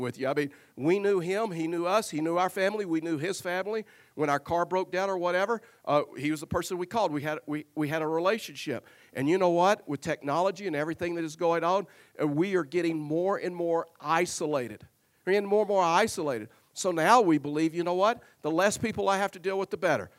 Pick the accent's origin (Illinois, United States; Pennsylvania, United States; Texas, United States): Texas, United States; Tyler; I was raised in Tyler, Texas